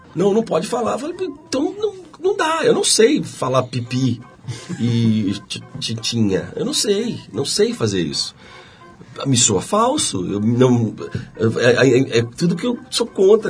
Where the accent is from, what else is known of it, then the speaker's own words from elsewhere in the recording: Curitiba, Paraná, Brazil; moved away; eu fui para Curitiba